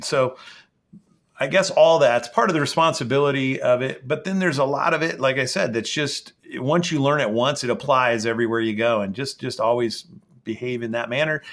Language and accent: English; the Northwest, Pacific Northwest, United States; I grew up here in the Northwest